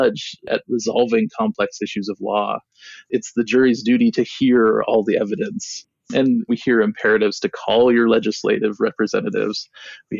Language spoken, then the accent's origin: English; Seattle, Washington, United States; also born or lived in Hopi Reservation, Arizona / New York; now in Arizona, United States; I grew up in Seattle for the most part, but my dad, who is Hopi, often sang Hopi songs to me.